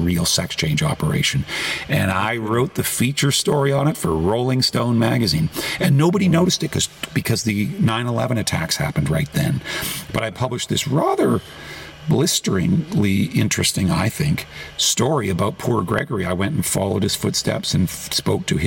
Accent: Toronto, Ontario, Canada; moved away as an adult; now in United States; my hometown of Toronto

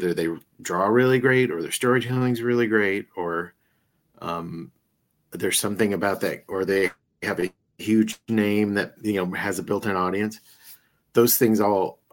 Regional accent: Iowa, United States; I'm from Iowa

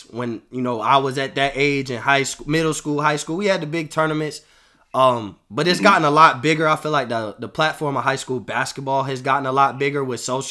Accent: Florida, United States; I'm from Florida

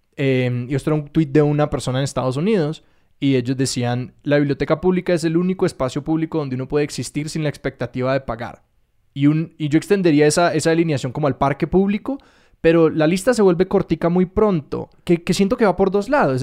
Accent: Chía, Cundinamarca, Colombia; soy de Bogotá, pero de Chía

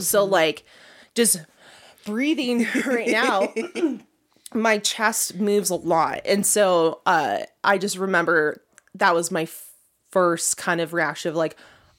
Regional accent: California, United States; also born or lived in New Mexico; I'm a California girl.

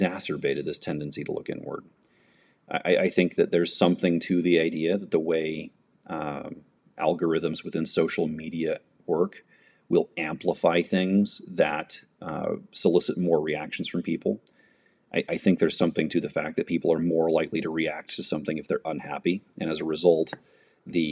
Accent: United States; I'm an American

